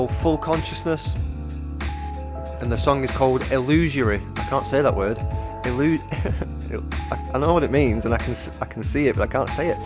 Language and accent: English; England, United Kingdom; I'm English